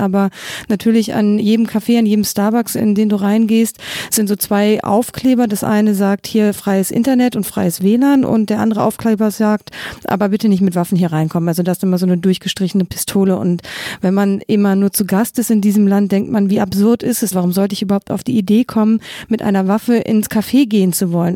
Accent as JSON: {"language": "German", "country": "Germany", "moved": "yes", "lives_now": "United States", "said": "ich als Deutsche"}